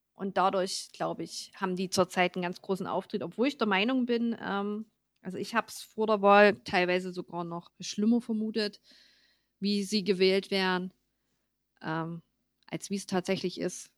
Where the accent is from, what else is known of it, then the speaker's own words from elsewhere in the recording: Ore Mountains, Saxony, Germany; bei uns im Erzgebirge